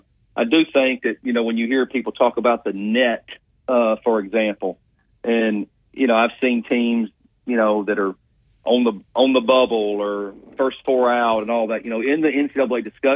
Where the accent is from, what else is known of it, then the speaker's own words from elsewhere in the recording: Montgomery, Alabama, United States; I know the young lady was from Montgomery, which is my hometown.